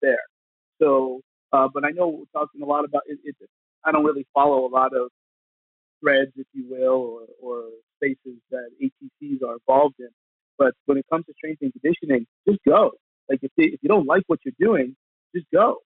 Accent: New York area, New Jersey, United States; I come from New Jersey, New York area.

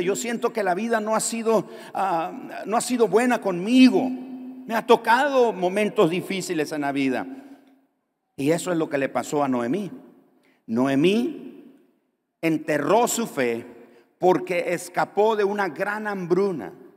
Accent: Nicaragua; Muchos nicaragüenses han tenido que salir de nuestro país

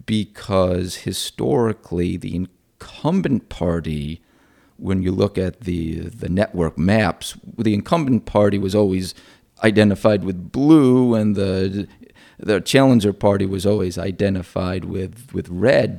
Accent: Rochester, New York, United States; moved away; I'm actually from upstate New York. I'm from Rochester.

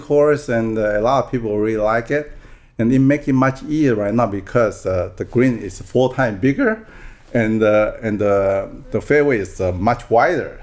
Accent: Taiwan; first language Taiwanese; English is a second language; moved away as an adult; also born or lived in Oregon; now in United States; I was born and raised in Taiwan, and until I graduated from college there, then I came over here

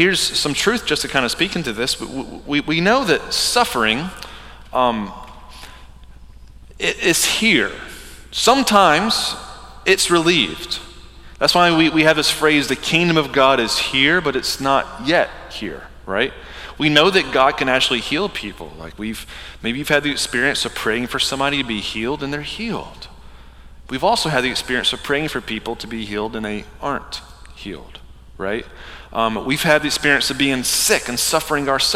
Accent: the Bible Belt, United States; I grew up in the Bible Belt

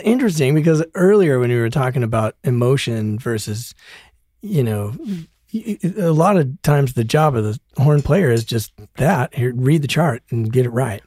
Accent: Broomfield, Colorado, United States; moved away as an adult; also born or lived in Denver; now in Los Angeles, United States; I grew up in Broomfield, Colorado

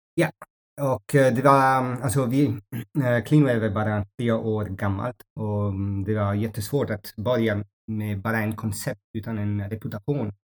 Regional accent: Ethiopia; Swedish is a second language; now in Mallorca, Spain; jag växte upp i Etiopien

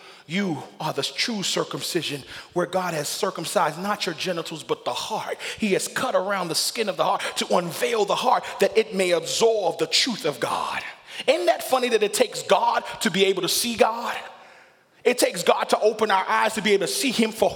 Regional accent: Nigeria; I'm a Nigerian. I can boast of the fact that I got kings and chiefs in my system

